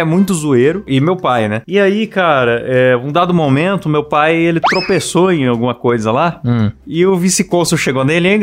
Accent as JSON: {"language": "Portuguese", "region": "São Paulo", "country": "Brazil", "tie": "born or raised there", "said": "quando eu era criança em São Paulo, eu já andei nas famosas lotações."}